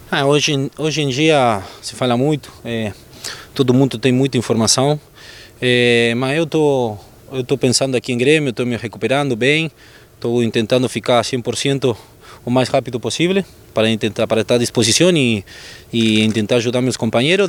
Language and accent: Portuguese; Argentina; Portuguese is a second language; moved away as an adult; now in Brazil; eu, como argentino